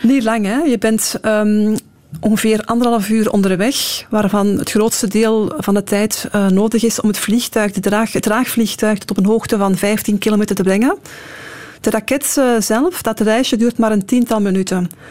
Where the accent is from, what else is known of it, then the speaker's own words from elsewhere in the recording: Belgium; omdat we als Belgen ook in die Europese samenwerking zitten